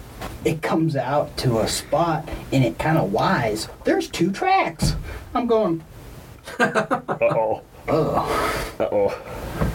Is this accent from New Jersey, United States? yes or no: no; Lincoln, Montana, United States; Growing up in Lincoln, Montana, you had a snowmobile